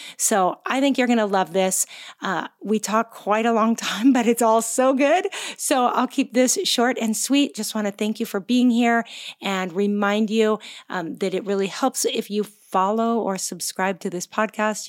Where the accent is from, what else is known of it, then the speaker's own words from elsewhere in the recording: Gig Harbor, Washington, United States; moved away; I'm from Gig Harbor, Washington